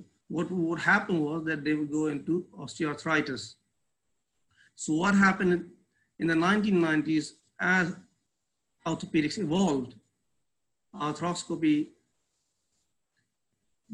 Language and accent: English; Pakistan; now in Karachi, Pakistan; I am basically from Pakistan.